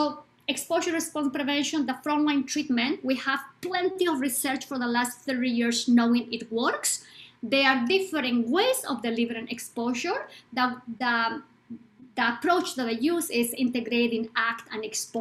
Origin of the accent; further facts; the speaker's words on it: Bolivia; I am from Bolivia, South America.